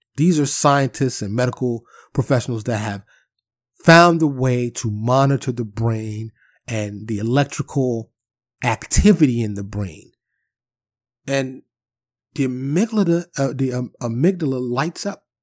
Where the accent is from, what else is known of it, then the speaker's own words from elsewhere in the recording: New York City, New York, United States; growing up in Harlem and the Bronx, living in the projects